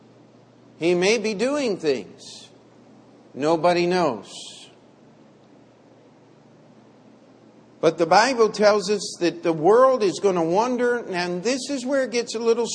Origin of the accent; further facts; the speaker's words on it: United States; I am an American of Italian heritage